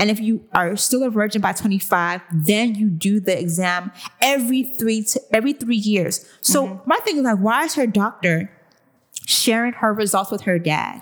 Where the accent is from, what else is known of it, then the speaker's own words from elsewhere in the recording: Nigeria; our parents teach us Nigerian girls